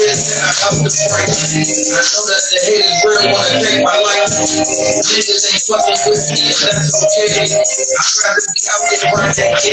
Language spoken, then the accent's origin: English; New York City, New York, United States; now in Atlanta, United States; I'm from New York. I'm from Queens, New York. The bottom of the hearse, Corona